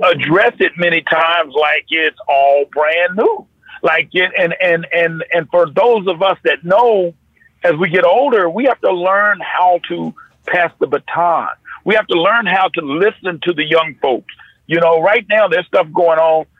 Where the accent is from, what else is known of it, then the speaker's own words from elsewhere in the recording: North Carolina, United States; I grew up in North Carolina